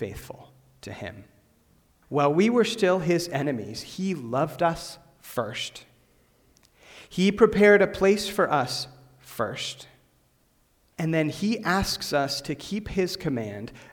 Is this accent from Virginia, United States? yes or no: no; Western Pennsylvania, United States; I grew up in Western Pennsylvania, about 40 minutes from Pittsburgh, about 10 minutes from St. Vincent College